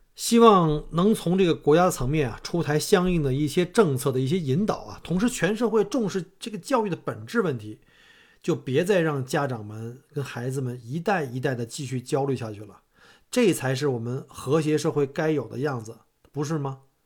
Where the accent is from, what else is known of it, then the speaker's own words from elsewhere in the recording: China; now in Melbourne, Australia; 像我们中国人这个跨区送玩儿这个特别的普遍